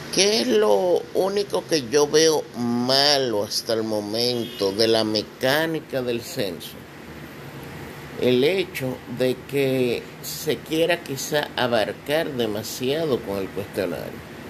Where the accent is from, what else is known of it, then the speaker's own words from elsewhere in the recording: Dominican Republic; todos nos vemos como dominicanos